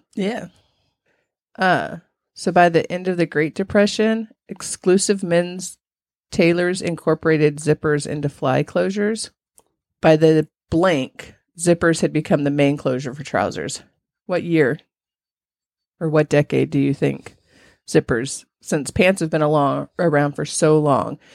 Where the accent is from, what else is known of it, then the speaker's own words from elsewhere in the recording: California, United States; I grew up in California, but it was hot